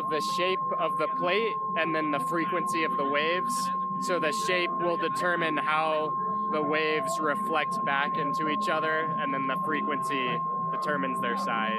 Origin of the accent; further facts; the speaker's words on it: Parker, Colorado, United States; I'm from Parker, Colorado